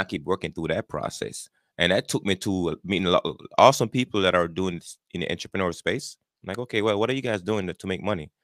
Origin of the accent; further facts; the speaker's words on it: Jamaica; moved away as an adult; now in United States; born and raised in Jamaica. I grew up there. I immigrated to the United States back in nineteen ninety-eight.